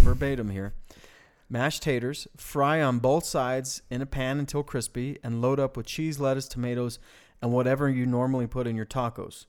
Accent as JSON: {"language": "English", "town": "Farmington", "region": "New Mexico", "country": "United States", "also_born_or_lived": "Bloomfield, New Mexico", "moved": "yes", "said": "we come from the Four Corners area, right? Um, which is, I mean, that's, we, we, we were in Farmington and Bloomfield"}